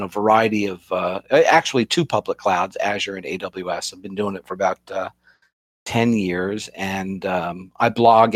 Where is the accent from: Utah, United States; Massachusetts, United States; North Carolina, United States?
Massachusetts, United States; Boston; I'm from the Boston area